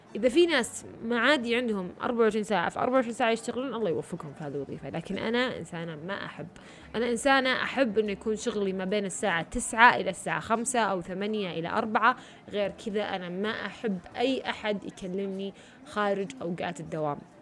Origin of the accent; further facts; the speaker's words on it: Riyadh, Riyadh Province, Saudi Arabia; أنا من الرياض